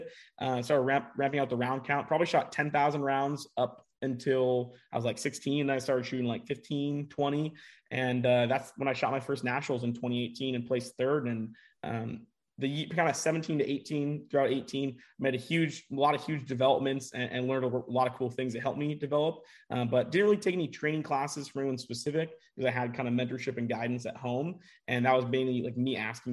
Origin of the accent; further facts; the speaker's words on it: Bellevue, Washington, United States; I'm from Bellevue, Washington, just outside of Seattle